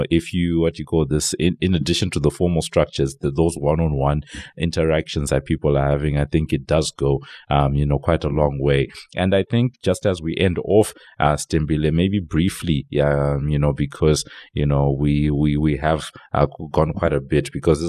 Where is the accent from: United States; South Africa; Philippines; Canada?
South Africa; now in Dubai, United Arab Emirates; We're from South Africa